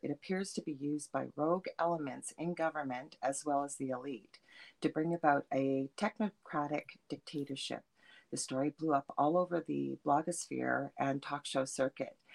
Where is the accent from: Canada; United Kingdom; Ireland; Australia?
Canada; Thunder Bay, Ontario; I'm from Thunder Bay in Canada